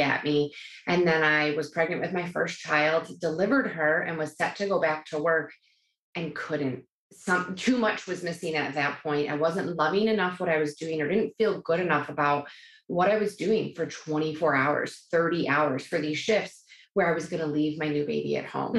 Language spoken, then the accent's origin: English; New York, United States; I am a New Yorker.